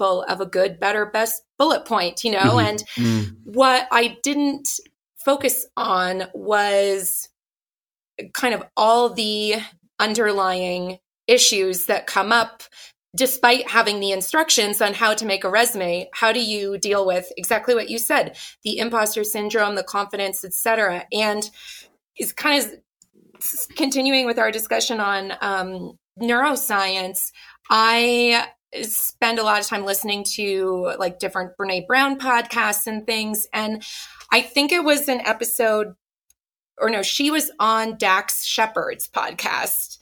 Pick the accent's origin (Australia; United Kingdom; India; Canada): Canada; Ottawa, Ontario; I grew up in Ottawa, Canada